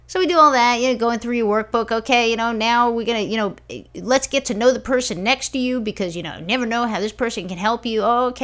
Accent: New York, United States; You know, I'm from New York.

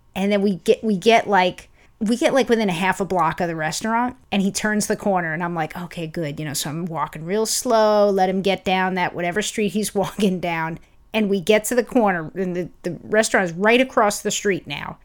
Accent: New York, United States; now in Los Angeles, United States; I'm From New York

